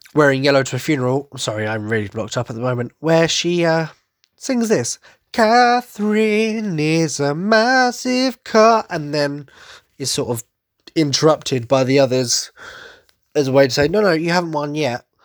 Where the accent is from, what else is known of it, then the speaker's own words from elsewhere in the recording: Essex, East of England, United Kingdom; accent: Cockney twang; I'm from Essex, so I suppose the Cockney twang is very much apparent